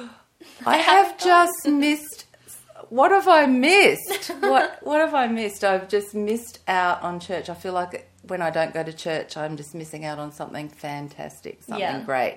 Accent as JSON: {"language": "English", "town": "Brisbane", "region": "Queensland", "country": "Australia", "tie": "born or raised there", "said": "I grew up in Brisbane, in a church-going home"}